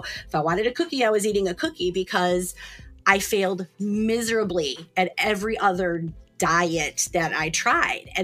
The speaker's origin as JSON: {"language": "English", "town": "Cleveland", "region": "Ohio", "country": "United States", "tie": "born or raised there", "said": "Born and bred in Cleveland, raised in Ohio my whole life"}